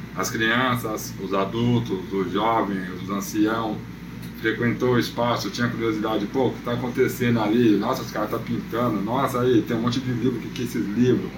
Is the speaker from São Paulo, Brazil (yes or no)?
yes; São Paulo, Brazil; residente, nascido e criado em Goianápolis, extremo da Zona Leste